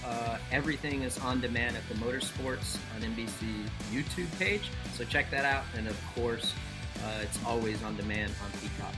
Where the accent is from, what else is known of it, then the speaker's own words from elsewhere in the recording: East Coast, United States; I'm from the East Coast